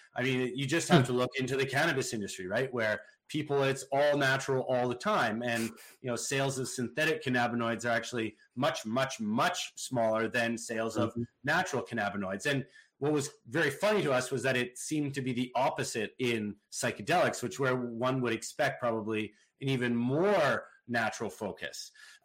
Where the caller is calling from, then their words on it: West Vancouver, British Columbia, Canada; From my house in beautiful West Vancouver, British Columbia.